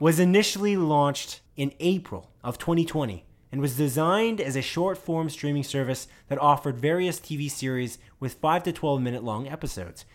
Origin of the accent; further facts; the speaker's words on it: Canada; we're Canadian